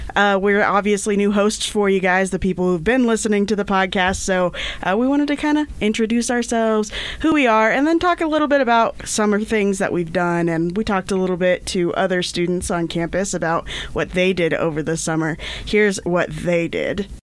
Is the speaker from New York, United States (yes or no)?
no; Indiana, United States; moved away as an adult; now in Idaho, United States; grow up in Indiana? Cause I did